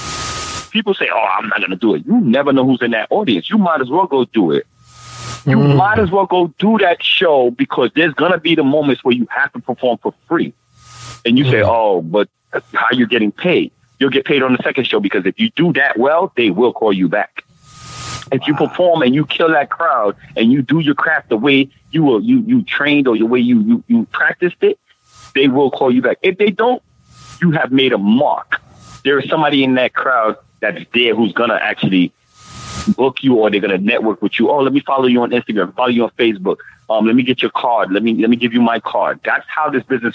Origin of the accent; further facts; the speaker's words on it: New York City, New York, United States; I'm from New York. Listeners, I'm from New York City